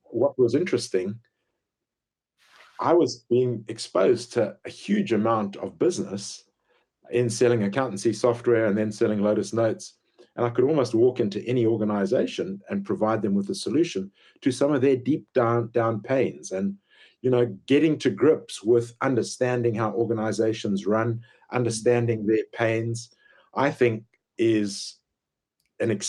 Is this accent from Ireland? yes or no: no; Zimbabwe; moved away as an adult; also born or lived in Pietermaritzburg, South Africa / West London, United Kingdom; I grew up in Zimbabwe